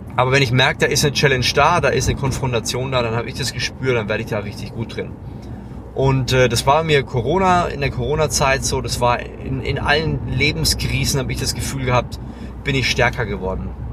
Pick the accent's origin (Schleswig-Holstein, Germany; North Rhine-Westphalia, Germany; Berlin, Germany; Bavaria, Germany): Bavaria, Germany; Lower Franconia; ich bin ein Franke, ja, ich komme aus Unterfranken, das ist an der oberen Grenze von Bayern